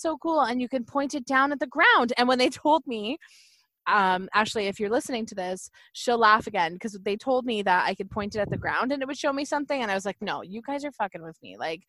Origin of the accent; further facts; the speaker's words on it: Haldimand area, Ontario, Canada; We are both from the Haldimand area